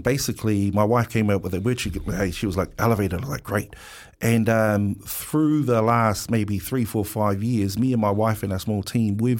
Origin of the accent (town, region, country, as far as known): Wellington, New Zealand; born or raised there